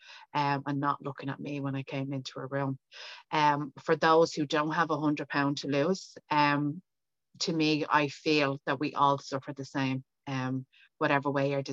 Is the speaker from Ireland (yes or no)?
yes; Dublin, Leinster, Ireland; now in County Meath, Ireland; I am from Dublin and I currently live outside Dublin in County Meath